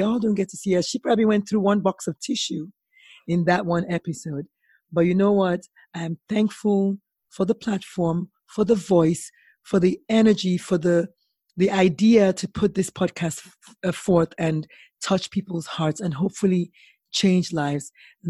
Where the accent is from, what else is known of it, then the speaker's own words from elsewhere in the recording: Nigeria; And as a Nigerian, as a West African, cooking is one of those things that you have to cook.